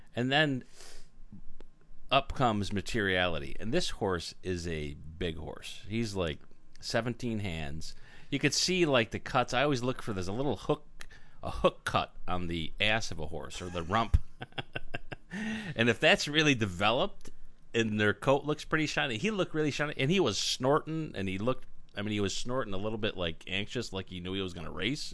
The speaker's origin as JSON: {"language": "English", "region": "Arizona", "country": "United States", "said": "I'm from Arizona"}